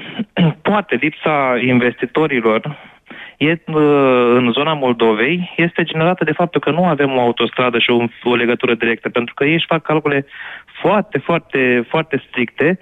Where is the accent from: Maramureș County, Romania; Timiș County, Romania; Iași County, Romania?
Iași County, Romania; Iași; Eu sunt din Iași